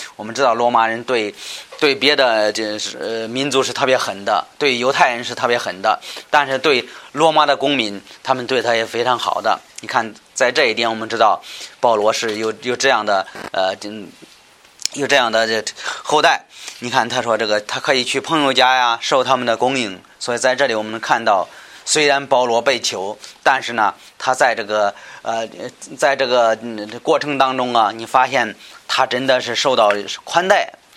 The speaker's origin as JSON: {"language": "Chinese", "country": "China", "said": "我们中国人能够明白"}